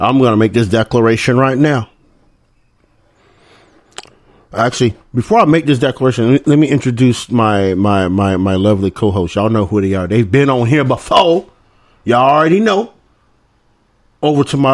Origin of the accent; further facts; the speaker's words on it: the South, United States; I'm from the South, y'all. Right? I'm from the South